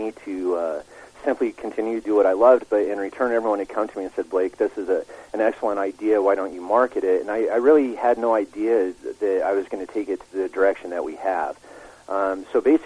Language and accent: English; Colorado, United States; spent my entire life growing up in Colorado, in the mountains of Colorado.